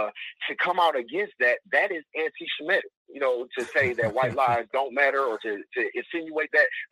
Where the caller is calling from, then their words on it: Detroit, Michigan, United States; I'm calling from Detroit.